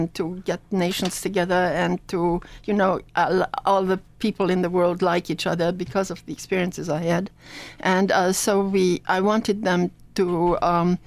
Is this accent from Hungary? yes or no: yes; Hungary; also born or lived in Annapolis, United States; now in United States; I was born in Hungary, and the Second World War dispersed my whole family